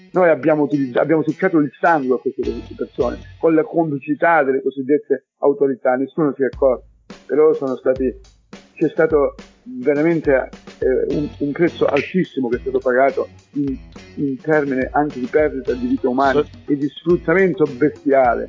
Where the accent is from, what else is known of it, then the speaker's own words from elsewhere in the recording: Riace, Calabria, Italy; sono stato in esilio, non potevo tornare al mio paese